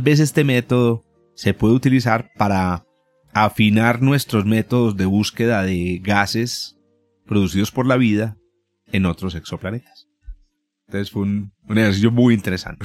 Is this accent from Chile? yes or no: no; Paisa, Antioquia, Colombia; also born or lived in Medellín, Colombia; somos paisas, o de Antioquia